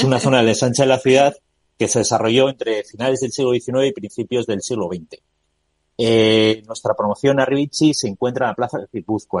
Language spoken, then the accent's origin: Spanish; Bilbao, Basque Country, Spain; soy de Bilbao